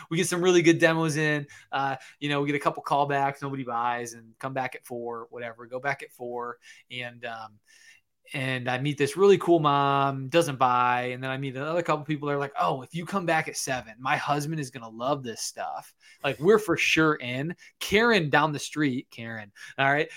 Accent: Michigan, United States; I'm actually from Michigan.

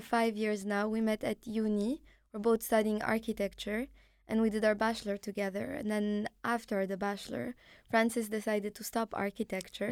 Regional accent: Morocco; first language Arabic; English is a second language; moved away; also born or lived in Canada; I was born in Morocco

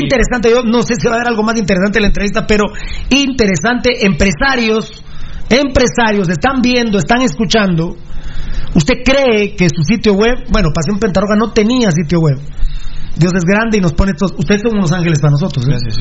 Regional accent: Guatemala; como guatemalteco

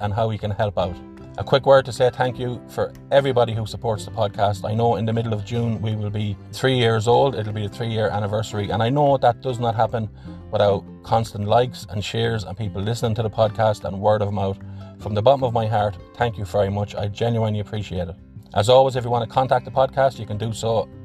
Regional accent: Athlone, Leinster, Ireland; my hometown of Athlone

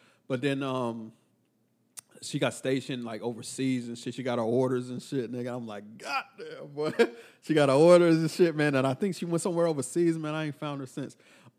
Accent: Texas, United States; because I'm from Texas.

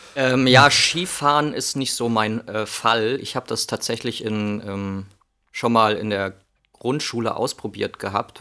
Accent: Northern Hesse, Germany; also born or lived in Spain / Wilhelmshaven / Passau; now in Berlin, Germany; als Kind äh, in Nordhessen

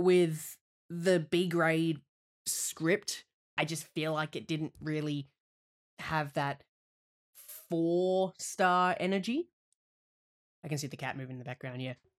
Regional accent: Australia; moved away

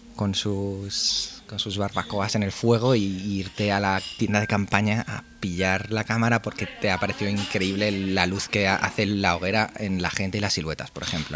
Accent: Barcelona, Catalonia, Spain; also born or lived in Pamplona; soy de Barcelona

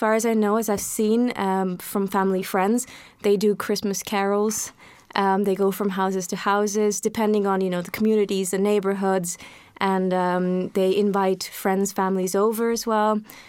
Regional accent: India; now in Poznań, Poland; So if I start talking about my own experience growing up in India, I remember very starkly during Christmas or just before Christmas in schools, Christmas time is quite prominent.

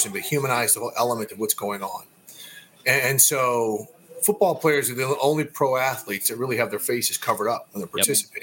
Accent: Minneapolis, Minnesota, United States; I grew up in Minneapolis

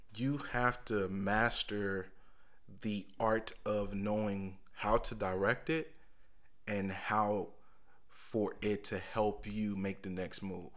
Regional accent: Indianapolis, Indiana, United States; moved away as an adult; also born or lived in Richmond; Growing up in Indianapolis.

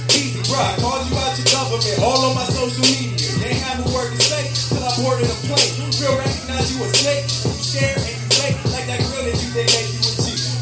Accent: Ohio, United States; God, I am … the President. We are from Morgan County, Ohio.

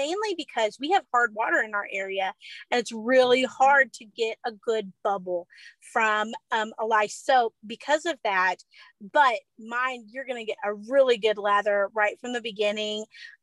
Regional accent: Izard County, Arkansas, United States; also born or lived in Baxter County, Arkansas; I grew up in Izard County, and then we moved to Baxter County after college.

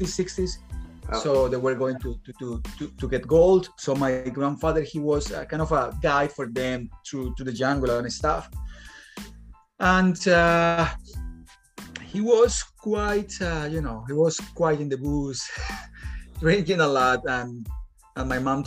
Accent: Bogota, Bogotá Capital District, Colombia; moved away as an adult; now in Dublin, Ireland; I'm from Colombia. I'm from the capital, Bogota, wild capital.

